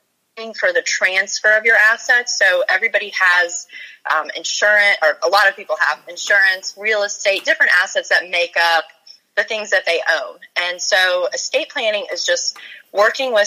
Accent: Virginia, United States; also born or lived in Charleston, South Carolina; I grew up in Virginia, so I wanted to come back

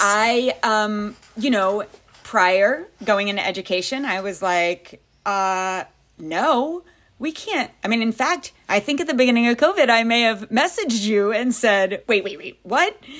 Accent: Louisiana, United States; moved away as an adult; also born or lived in Pensacola, Florida / Jacksonville, Florida / Tennessee / Maryland; where I grew up in Louisiana

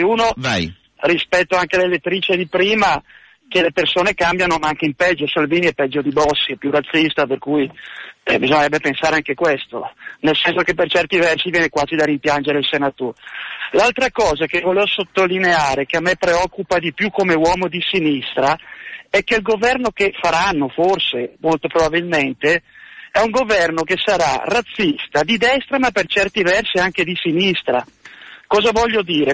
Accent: Bergamo, Lombardy, Italy; io conosco bene la Lega essendo bergamasco

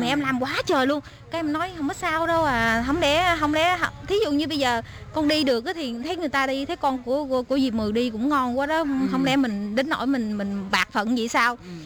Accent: Đồng Tháp province, Dong Thap, Vietnam; moved away as an adult; also born or lived in Keelung, Taiwan; now in Taipei, Taiwan; em đến từ Việt Nam, tỉnh em ở Việt Nam thì ở tỉnh Đồng Tháp

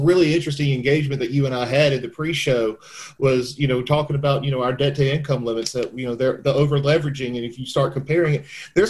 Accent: the South, United States; You're from Memphis, we're from the South, we can use expressions like that.

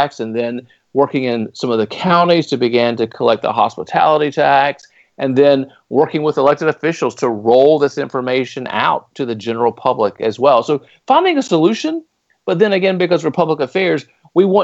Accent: Raleigh, North Carolina, United States; the city of Raleigh, which happens to be my hometown, Raleigh, North Carolina

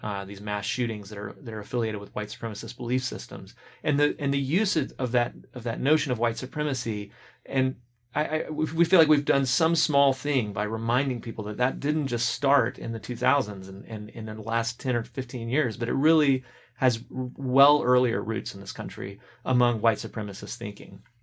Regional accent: Birmingham, Alabama, United States; I'm from Alabama originally, left the state for a while for graduate school

